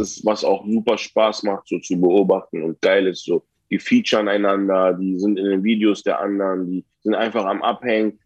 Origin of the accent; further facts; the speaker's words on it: Berlin, Germany; Ich bin ein Berliner